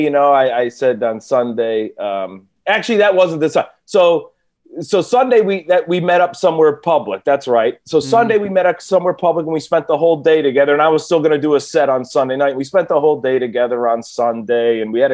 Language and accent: English; Cleveland, Ohio, United States; now in California, United States; I'm from Cleveland